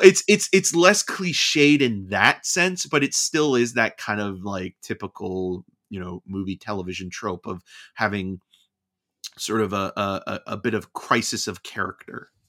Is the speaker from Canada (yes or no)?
yes; Canada; being Canadian